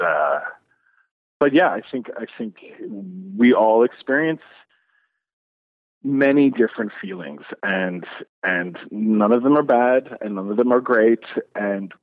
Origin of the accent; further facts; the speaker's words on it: Newfoundland and Labrador, Canada; growing up in Newfoundland with such an Irish Catholic family